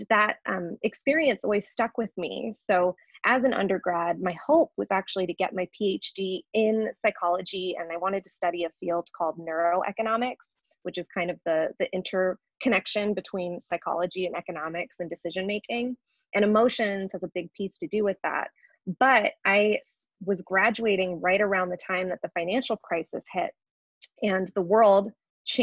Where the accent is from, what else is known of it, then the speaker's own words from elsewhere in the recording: San Francisco Bay Area, California, United States; moved away as an adult; also born or lived in New York; I was born and raised in the San Francisco Bay Area and actually lived in New York for about 10 years